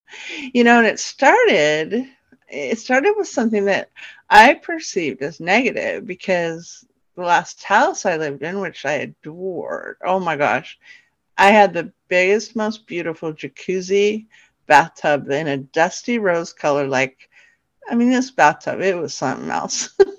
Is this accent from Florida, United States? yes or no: no; New York, United States; also born or lived in California; then kind of shifted down into New York. And that's where I lived when I was a little girl, although I was born in California. And then we moved back to New York, where I got to be around lots of genetic family.